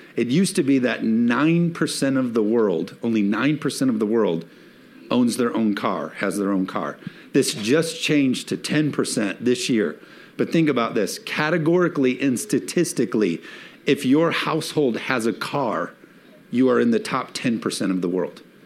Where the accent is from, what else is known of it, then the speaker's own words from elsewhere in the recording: United States; as Americans